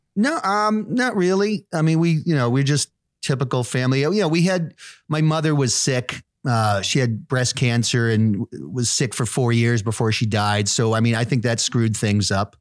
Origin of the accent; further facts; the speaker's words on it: near Plymouth, South Shore of Massachusetts, United States; moved away as an adult; also born or lived in New York City / White Plains, New York / upstate New York; most of my growing up was done in, in this small town.